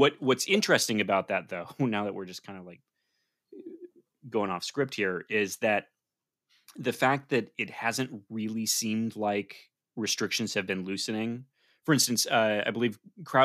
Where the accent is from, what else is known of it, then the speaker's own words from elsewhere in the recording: right outside of Ann Arbor, Michigan, United States; we grew up right outside of Ann Arbor